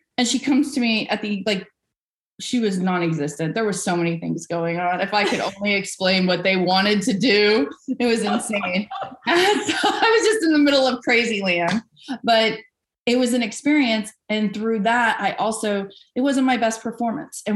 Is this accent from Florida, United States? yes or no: yes; Vero Beach, Florida, United States; I was born in Vero Beach, Florida. Yeah, Zero Vero. There wasn't really much going on there, but it's where I was born. I lived there until I got out of high school